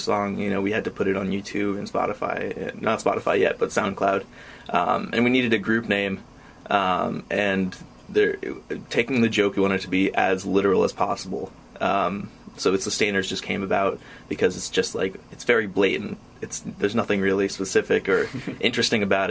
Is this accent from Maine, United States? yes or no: yes; Maine, United States; I'm from Maine